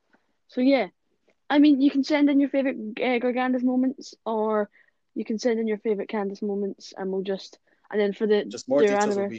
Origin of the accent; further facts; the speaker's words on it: Scotland, United Kingdom; I'm from Scotland, so that is the UK.